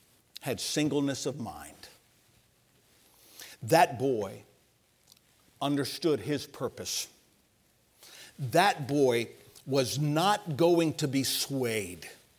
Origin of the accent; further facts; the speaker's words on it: Oklahoma, United States; I'm from Oklahoma. I lived in Oklahoma for several years. Tornadoes were a sport out there.